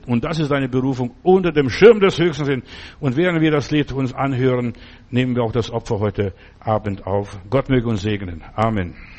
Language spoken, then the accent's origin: German; Stuttgart, Baden-Württemberg, Germany; bei uns in Stuttgart